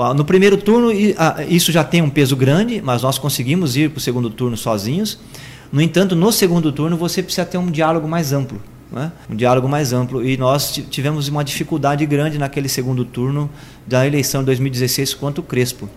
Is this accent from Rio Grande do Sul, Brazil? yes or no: no; Sorocaba, São Paulo, Brazil; cresci aqui na Zona Norte, fiz meu ensino médio aqui no Lauro Sanches